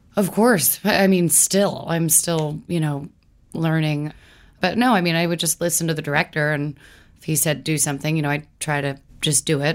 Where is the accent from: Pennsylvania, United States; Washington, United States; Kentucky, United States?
Kentucky, United States; Louisville; moved away; growing up in Louisville